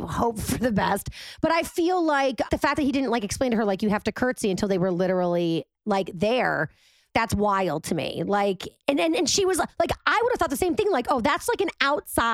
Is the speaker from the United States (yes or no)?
yes; United States; we're American